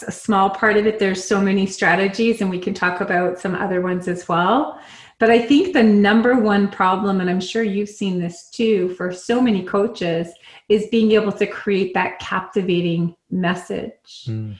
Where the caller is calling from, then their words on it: San Diego, California, United States; I am in San Diego, California.